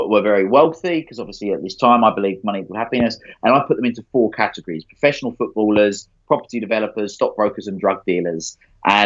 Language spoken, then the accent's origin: English; Essex, East of England, United Kingdom; I grew up in Essex